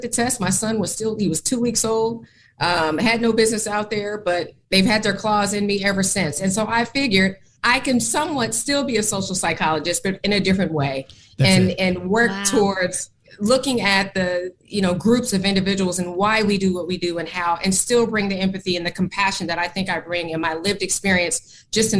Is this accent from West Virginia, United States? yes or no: no; Oakland, California, United States; moved away as an adult; also born or lived in Portland, Oregon; I left my hometown of Oakland, California, that's where I'm from